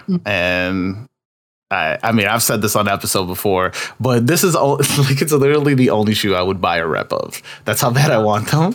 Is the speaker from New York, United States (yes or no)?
yes; New York, United States; I'm from New York